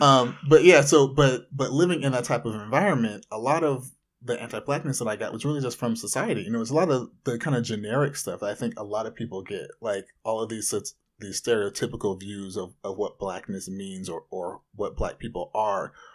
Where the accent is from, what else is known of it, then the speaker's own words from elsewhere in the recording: Anaheim, California, United States; I grew up in Orange County